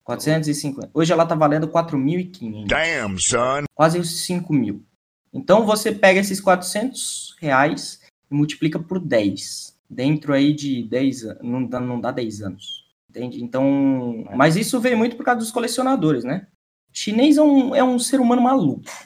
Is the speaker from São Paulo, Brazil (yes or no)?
no; Santa Catarina, Brazil; sou de Santa Catarina